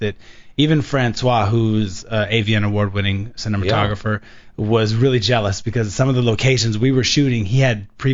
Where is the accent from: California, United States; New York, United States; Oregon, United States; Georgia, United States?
California, United States; Los Angeles; also born or lived in Massachusetts; But I grew up out here, Los Angeles, through and through.